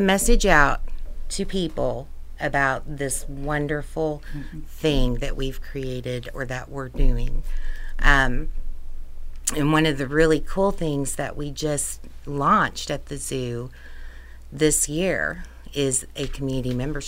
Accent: Evansville, Indiana, United States; I grew up in Evansville on the north side

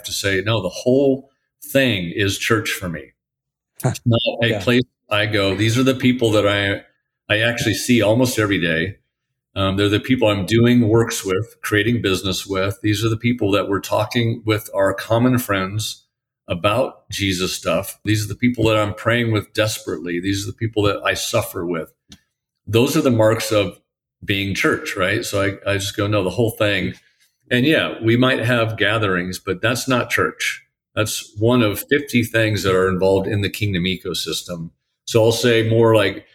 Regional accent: Portland, Oregon, United States; moved away; I'm from Portland.

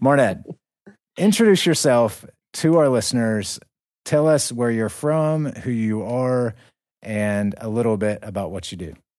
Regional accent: North Carolina, United States; I'm from North Carolina

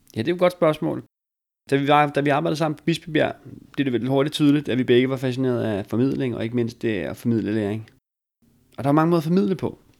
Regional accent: Bornholm, Capital Region of Denmark, Denmark; accent: Bornholm dialect

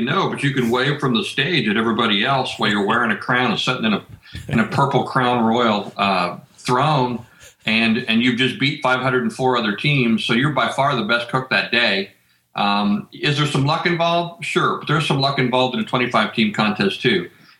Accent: Kansas City, United States; born or raised there

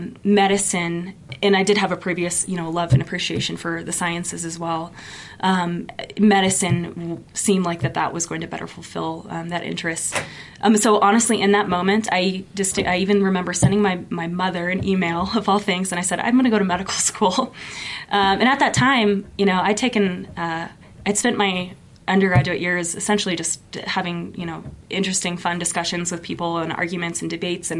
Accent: Oklahoma, United States; moved away as an adult; also born or lived in Washington, D.C.; now in Utah, United States; I grew up in Oklahoma. I was born in D.C. Grew up in Oklahoma, though

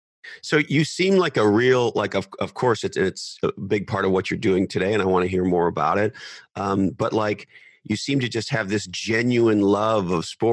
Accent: Montreal, Quebec, Canada; now in Santa Cruz, United States; I grew up in Montreal, Canada

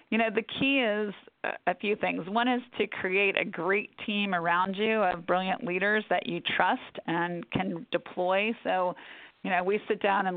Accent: Atlanta, Georgia, United States; now in New York, United States; I ended up going home to my hometown, to Atlanta, to run our Atlanta office.

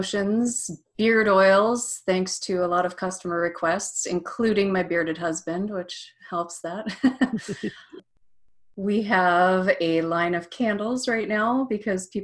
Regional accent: Minnesota, United States; moved away; also born or lived in Evanston, Illinois; I lived and worked in Evanston, Illinois, but I grew up in Minnesota

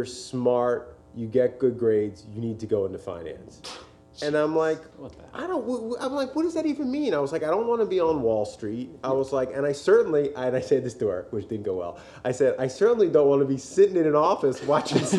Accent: Montgomery County, Philadelphia area, Pennsylvania, United States; moved away as an adult; also born or lived in California; I grew up in Montgomery County, and I have family in the area, which is why I moved back

